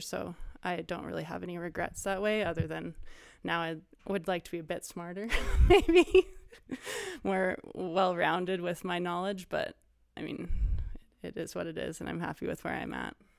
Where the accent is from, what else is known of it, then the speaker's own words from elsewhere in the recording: Whistler, British Columbia, Canada; also born or lived in North Vancouver; I grew up in Whistler, BC. I was actually born in North Vancouver